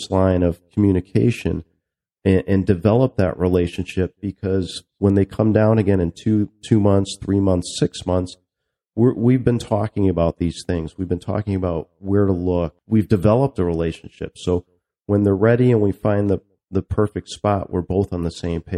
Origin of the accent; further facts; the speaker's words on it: Waterbury, Connecticut, United States; moved away as an adult; also born or lived in Myrtle Beach, South Carolina; now in Little River, United States; I'm originally from Connecticut, the Woodbury, Waterbury area